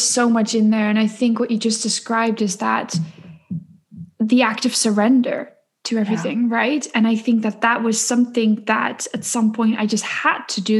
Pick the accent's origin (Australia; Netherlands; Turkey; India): Netherlands; I am born and raised in the Netherlands